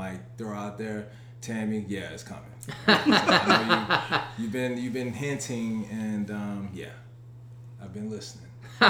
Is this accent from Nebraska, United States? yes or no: no; Chicago, Illinois, United States; life in Chicago, black kid, detectives, cops, you know, I grew up on the South Side